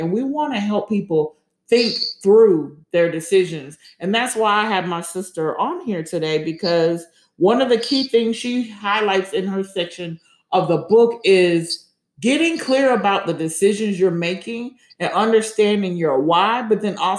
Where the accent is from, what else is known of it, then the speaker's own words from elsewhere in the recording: Germany; And when we grew up in Germany, Vicky would have been really, really small.